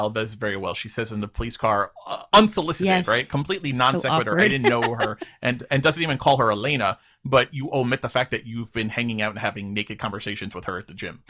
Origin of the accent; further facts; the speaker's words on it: New York City, New York, United States; I was also born in Queens, New York. I was born and raised in Flushing.